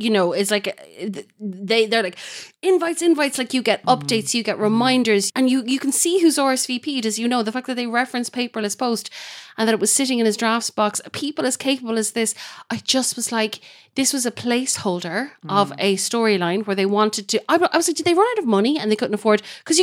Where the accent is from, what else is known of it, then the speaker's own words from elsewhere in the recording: United Kingdom; I'm a ginger. I'm a Brit.